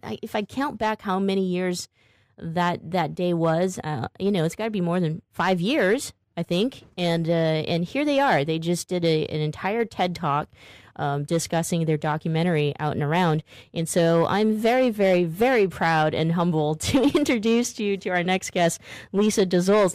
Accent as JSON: {"language": "English", "town": "Stockton", "region": "California", "country": "United States", "tie": "born or raised there", "said": "I grew up in Stockton, California, the Detroit of California"}